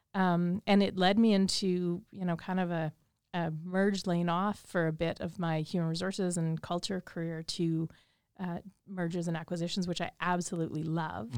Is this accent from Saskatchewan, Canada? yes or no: yes; Saskatchewan, Canada; moved away as an adult; also born or lived in Japan; I grew up here in Saskatchewan